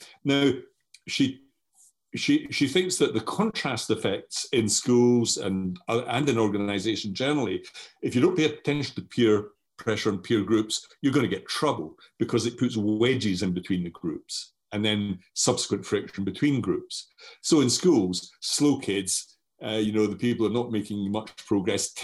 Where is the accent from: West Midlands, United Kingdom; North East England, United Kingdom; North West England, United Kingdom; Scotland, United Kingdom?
Scotland, United Kingdom; accent: strong Scottish; moved away as an adult; now in Brighton, United Kingdom; I have a strong Scottish accent